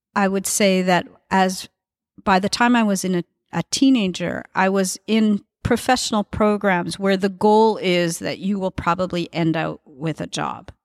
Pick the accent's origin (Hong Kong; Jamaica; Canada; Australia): Canada; Edmonton, Alberta; now in Montreal, Canada; I grew up in Edmonton